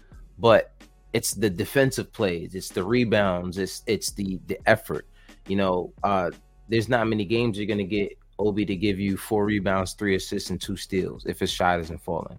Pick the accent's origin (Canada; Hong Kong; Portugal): Canada; Being Canadian is a headache, bro.